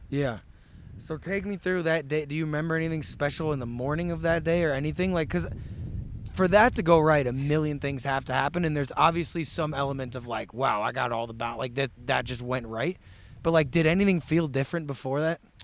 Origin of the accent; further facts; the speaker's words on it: St. Louis, Missouri, United States; I grew up in Saint Louis